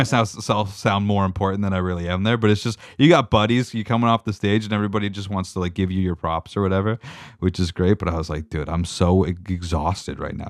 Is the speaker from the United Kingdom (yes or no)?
no; Meaford, Ontario, Canada; I grew up in Meaford, Ontario